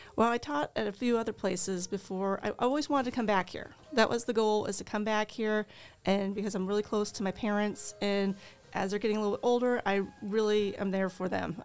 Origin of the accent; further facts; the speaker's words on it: Mercer County, Illinois, United States; Um, I was over there by the, between the Viola and Alexis area. That's where my parents have a Centennial Farm, and that's where I grew up